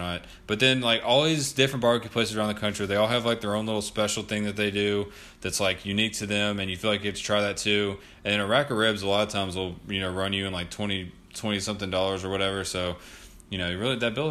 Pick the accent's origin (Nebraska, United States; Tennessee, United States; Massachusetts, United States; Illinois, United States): Tennessee, United States; Memphis; we are from Memphis